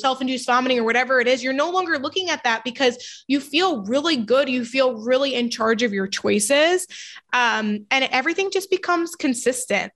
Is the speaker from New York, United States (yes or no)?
yes; New York, United States; I'm from New York